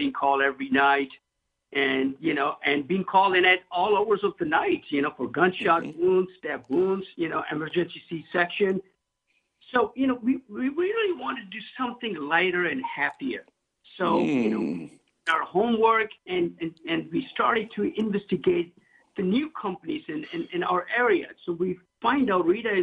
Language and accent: English; Pakistan; moved away as an adult; now in Los Angeles, United States; My dad was an import-export carpet when I was growing up. And also, he was like the CFO of a hospital back home in Pakistan.